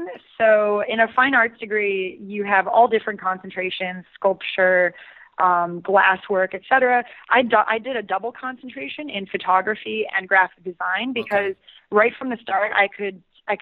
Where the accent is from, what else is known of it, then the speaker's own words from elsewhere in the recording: Southwest Florida, United States; now in New York, United States; originally I'm from Southwest Florida, which when I was growing up was pretty much populated with the retirees from Chicago and the Northeast